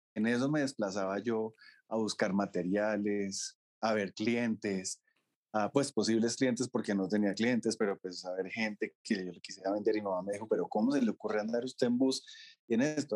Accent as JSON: {"language": "Spanish", "country": "Colombia", "also_born_or_lived": "France", "moved": "as an adult", "said": "podía estar en mi país"}